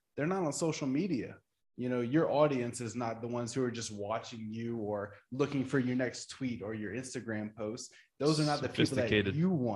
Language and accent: English; Louisiana, United States; We are from Louisiana